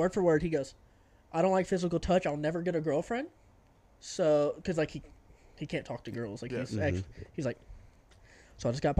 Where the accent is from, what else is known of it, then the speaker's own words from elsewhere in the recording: Texas, United States; we're from Texas